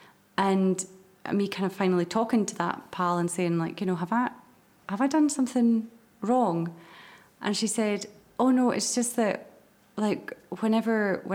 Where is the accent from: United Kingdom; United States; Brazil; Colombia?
United Kingdom; Moray, Scotland; I'm from Murray, so there wasn't like a theatre there